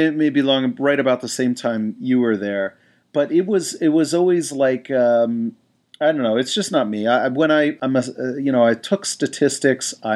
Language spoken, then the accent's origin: English; United States; as an American